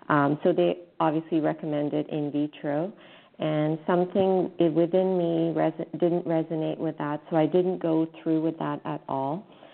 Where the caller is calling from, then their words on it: Canada; I'm calling from Canada